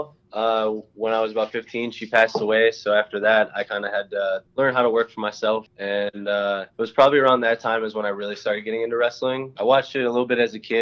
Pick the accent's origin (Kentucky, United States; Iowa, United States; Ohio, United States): Ohio, United States; Middleburg Heights; I'm from Middleburg Heights, Ohio, a suburb outside of Cleveland